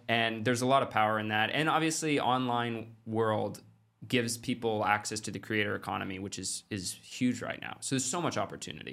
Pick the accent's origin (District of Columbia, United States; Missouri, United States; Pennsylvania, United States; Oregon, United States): Oregon, United States; Klamath Falls; I grew up in Klamath Falls, Oregon, which is, like, thirty thousand people.